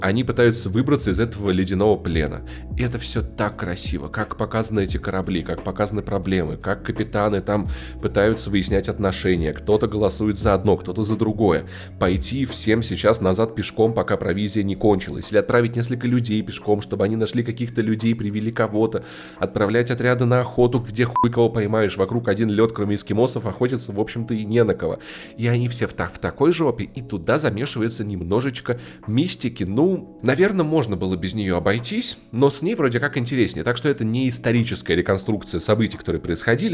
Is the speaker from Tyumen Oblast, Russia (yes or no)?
no; Voronezh, Voronezh Oblast, Russia; Я воронежец